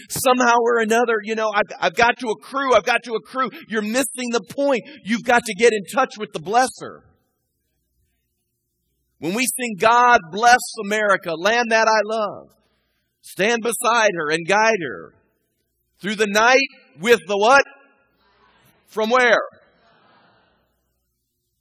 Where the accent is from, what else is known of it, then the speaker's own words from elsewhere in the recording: United States; I consider myself a red-blooded, flag-waving, communist-hating American